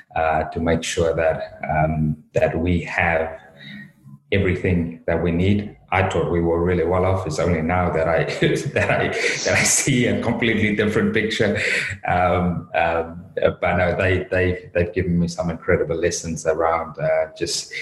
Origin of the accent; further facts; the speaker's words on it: South Africa; moved away as an adult; now in United Kingdom; obviously born and raised in South Africa, been over in the UK since 23, so left South Africa at 23